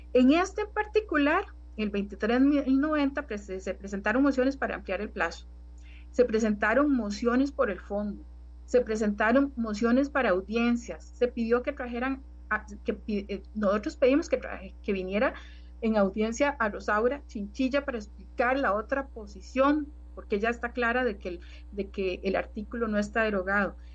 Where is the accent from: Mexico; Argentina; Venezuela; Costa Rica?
Costa Rica; como costarricense